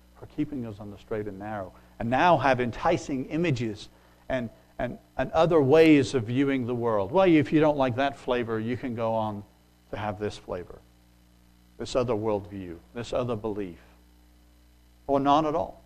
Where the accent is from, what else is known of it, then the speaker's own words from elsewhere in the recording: England, United Kingdom; moved away; When I grew up in England